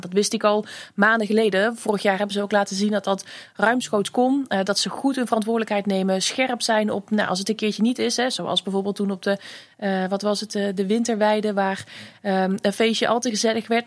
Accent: Vlijmen, North Brabant, Netherlands; ik ben opgegroeid in Vlijmen.

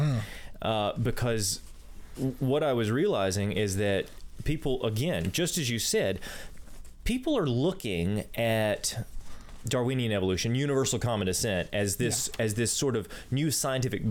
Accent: United States; I'm from the United States

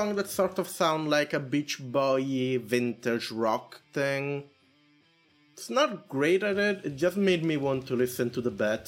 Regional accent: Canada; I'm Canadian

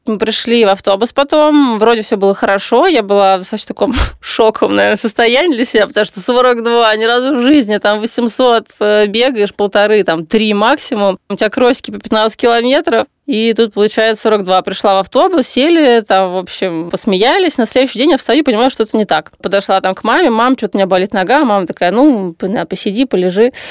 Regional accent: Saint Petersburg, Russia; moved away as an adult; now in Moscow, Russia; Я переехала в Москву тогда, я же из Питера

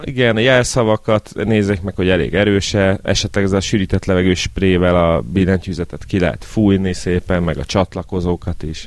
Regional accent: Budapest, Hungary; én Angyalföldön nőttem fel

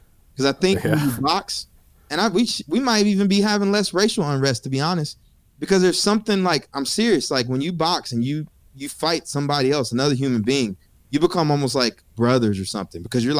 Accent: College Station, Texas, United States; So I'm from College Station, and Texas A&M University is in my backyard.

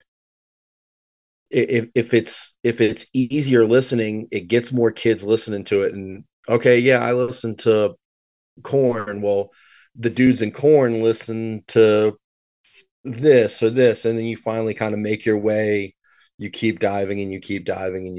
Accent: Richmond, Virginia, United States; I grew up kind of in the suburbs of Richmond. Kind of north of Richmond

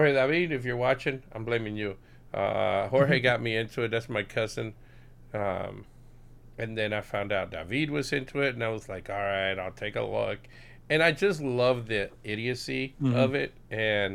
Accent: Puerto Rico; moved away; I'm originally from Puerto Rico

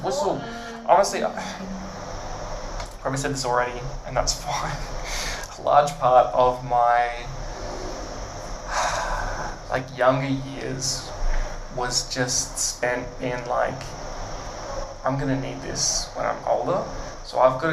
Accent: Brisbane, Queensland, Australia; also born or lived in Bundaberg; I've been in Brisbane since I started school, basically.

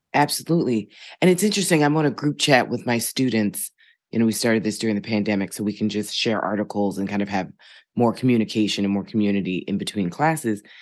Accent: Philadelphia, Pennsylvania, United States; also born or lived in New York City / Boston; now in New York, United States; I was raised in Philly

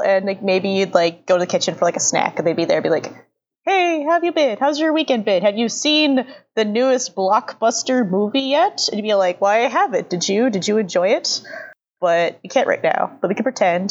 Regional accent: Los Angeles, California, United States; I grew up in Los Angeles, but like in the more southern part of Los Angeles than the northern part where I currently live

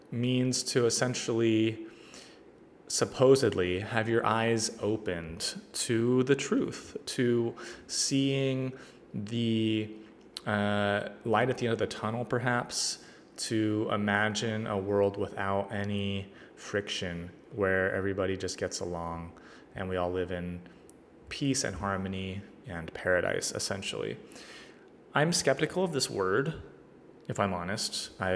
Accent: Northern California, United States; growing up in Northern California

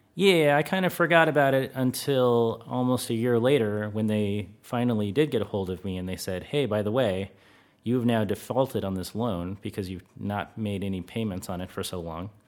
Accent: United States; moved away as an adult; now in Netherlands; being an American

